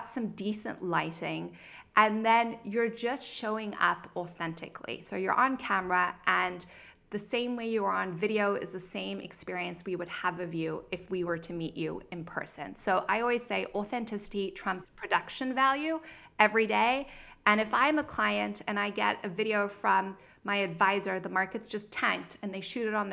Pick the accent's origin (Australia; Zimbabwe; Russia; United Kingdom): Zimbabwe; also born or lived in Cape Town, South Africa / Santa Barbara; now in United States; if you hear of a little bit of an accent, it's because I'm originally from Zimbabwe and I went to school in Cape Town, South Africa